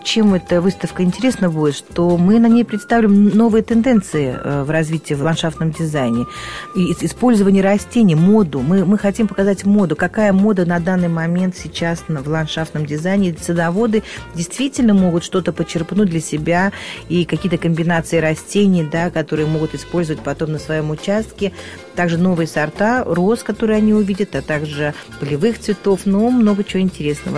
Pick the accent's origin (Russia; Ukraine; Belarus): Russia; Moscow; я родилась и выросла в Москве, очень люблю свой город